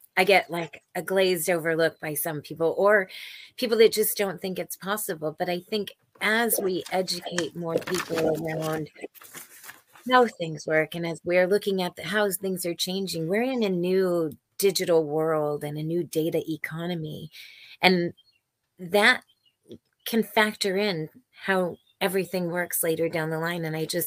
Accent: Silicon Valley, California, United States; I was born and raised in Silicon Valley

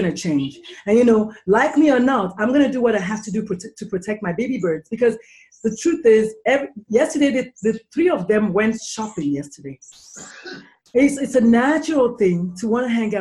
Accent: Nigeria; now in United States; I'm actually an import. Like I'm I'm Nigerian and I emigrated here.

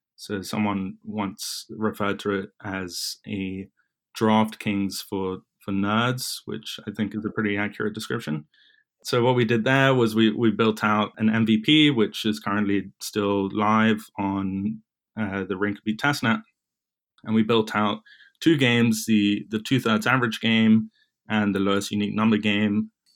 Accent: London, United Kingdom; moved away as an adult; now in New York, United States; I was born and raised in London, in England, that is

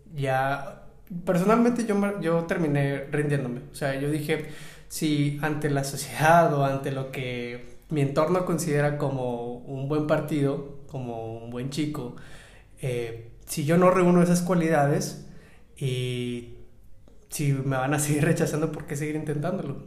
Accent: Monterrey, Nuevo León, Mexico; yo crecí en Monterrey, en el norte de México

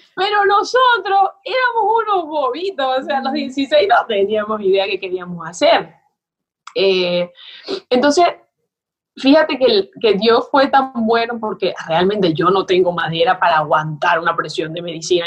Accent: Maracaibo, Zulia, Venezuela; moved away as an adult; also born or lived in Tamare, Venezuela / Buenos Aires, Argentina; nosotros vivíamos en Maracaibo, que ciertamente es la ciudad, ¿no? Somos de ahí, mis amos padres son.

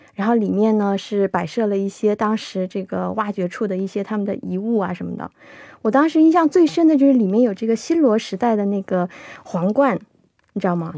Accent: Shenyang, Liaoning, China; 我是沈阳人嘛 过去哦，小的时候我们去这个玩儿的话，一般都是去，呃，沈阳有个，有个叫北陵公园的地方，我们都嗯是去那儿玩儿

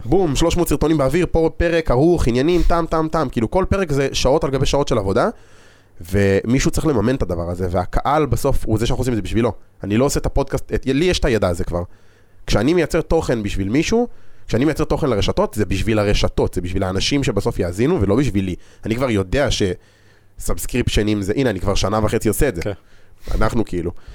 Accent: Israel; אנחנו ישראלים

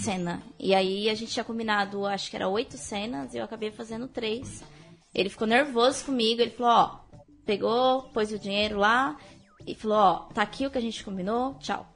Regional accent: Mogi das Cruzes, São Paulo, Brazil; eu sou mogiana, sou de Mogi das Cruzes

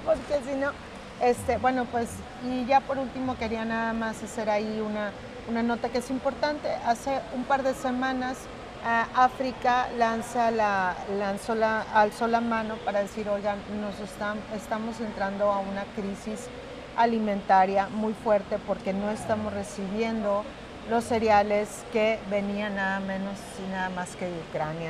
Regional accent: Mexico; todas las carecías que había en mi país

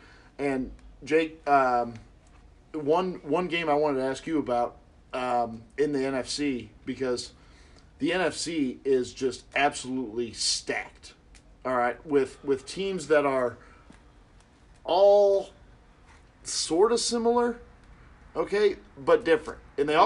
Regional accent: Cincinnati, Ohio, United States; Then obviously we're from Cincinnati, so we know they got Carlos Dunlap, okay?

